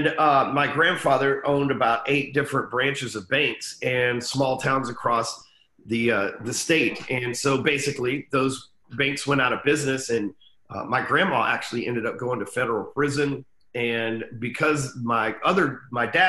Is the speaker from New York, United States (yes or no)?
no; Dallas, Texas, United States; I'm still in Dallas, Texas. Been here for 40 years. Never left